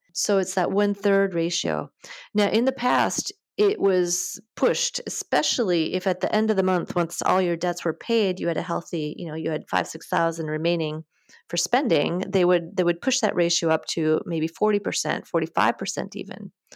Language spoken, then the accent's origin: English; Wisconsin, United States; moved away as an adult; also born or lived in Minneapolis, Minnesota; now in France; I grew up in Wisconsin, in a small town just north of Madison.